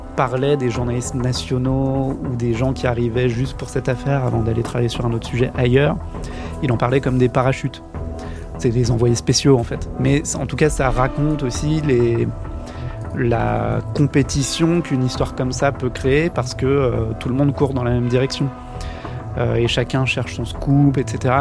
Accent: France; en tant que Français, j'étais le seul étranger qui était là pour le procès

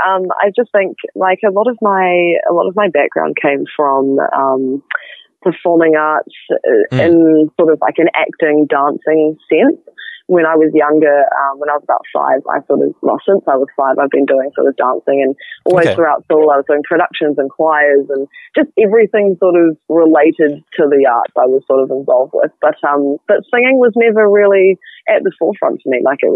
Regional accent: Auckland, New Zealand; moved away as an adult; now in Christchurch, New Zealand; I'm actually from Auckland. Yeah, okay. I moved down to Christchurch when I was 18, so I've been here about 7 years.

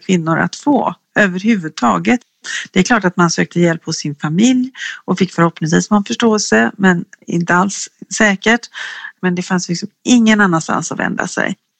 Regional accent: Gothenburg, Västra Götaland, Sweden; en forskare som är göteborgare som jag är

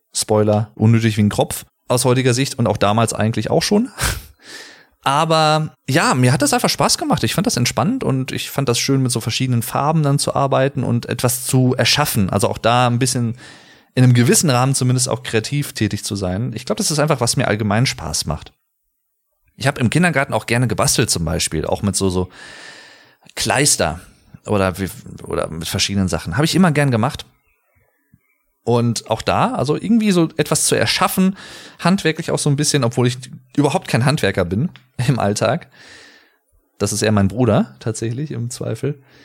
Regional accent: Sauerland, North Rhine-Westphalia, Germany; fickerig, sagt man bei uns im Sauerland auch ganz gerne

